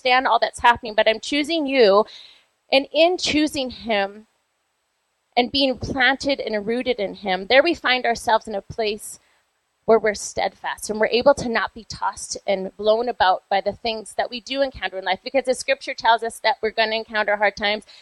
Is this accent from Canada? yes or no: yes; Vancouver, British Columbia, Canada; now in Calgary, Canada; I grew up in Vancouver